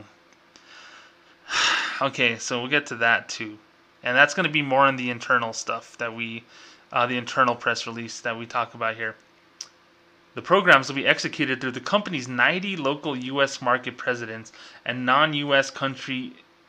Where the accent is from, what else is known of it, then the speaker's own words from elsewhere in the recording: New Mexico, United States; I'm from New Mexico